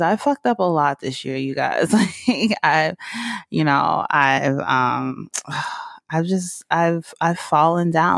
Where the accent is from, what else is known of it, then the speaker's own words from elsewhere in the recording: the South, United States; I'm country as hell. I'm from the South